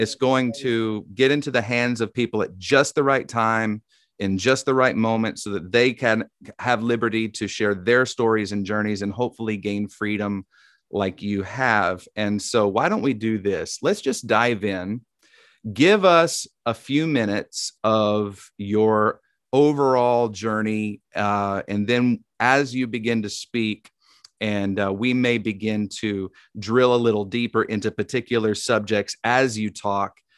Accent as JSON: {"language": "English", "region": "Tennessee", "country": "United States", "accent": "Southern twang", "said": "I'm from Tennessee, so I'll just do my Southern twang"}